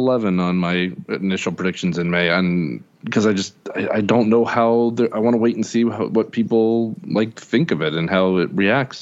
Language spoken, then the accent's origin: English; United States; I'm American